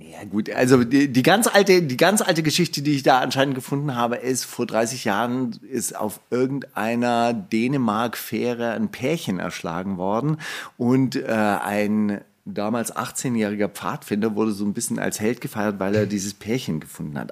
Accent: Stuttgart, Baden-Württemberg, Germany; ich bin ja in Stuttgart aufgewachsen

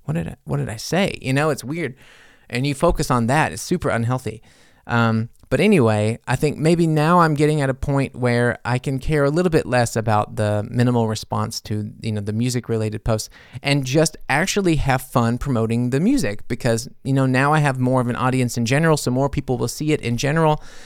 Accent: United States; now in Germany; being an American in Germany

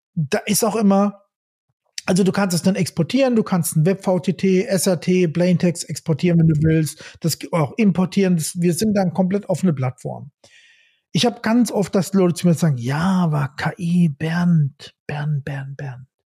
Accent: Rhineland-Palatinate, Germany; Ich bin auch ein Pfälzer

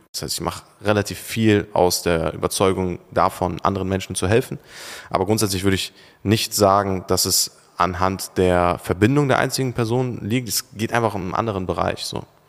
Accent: Turkey; now in Germany; Oder in der Türkei, meine Heimat?

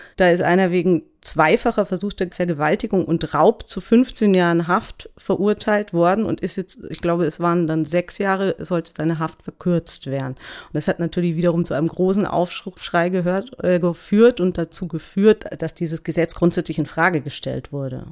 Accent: Germany; wir ja auch als Deutsche

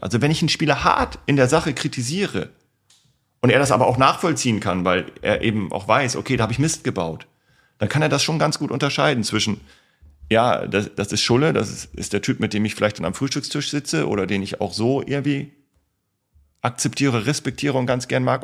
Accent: East Frisia, Lower Saxony, Germany; moved away; in meine Heimatstadt gefahren sind

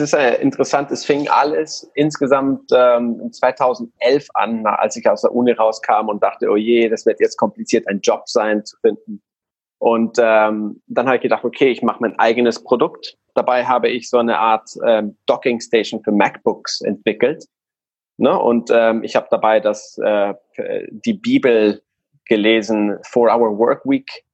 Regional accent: Guatemala; German is a second language; now in Hamburg, Germany; ich komme aus Guatemala und deswegen habe ich so einen komischen, ja, eine komische Grammatik und ab und zu mal eine komische äh, äh, Aussprache

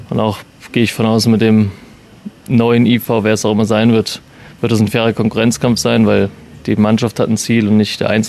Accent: Erfurt, Thuringia, Germany; Als Erfurter ist Dresden natürlich immer so was sehr, sehr Großes

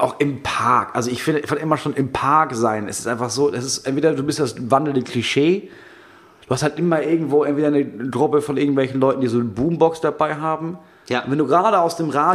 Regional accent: Itzehoe, Schleswig-Holstein, Germany; bei uns in Itzehoe

